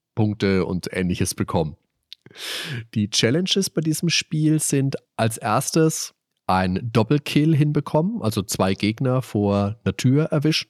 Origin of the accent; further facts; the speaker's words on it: Germany; bei uns in Deutschland